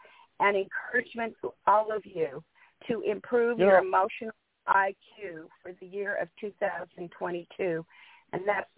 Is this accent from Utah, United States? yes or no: yes; Salt Lake City, Utah, United States; moved away; also born or lived in Newport Beach, California; I'm a baby boomer. I grew up in Salt Lake City, Utah, went to East High School and graduated in 69. So I am a baby boomer, and I'm proud of my age.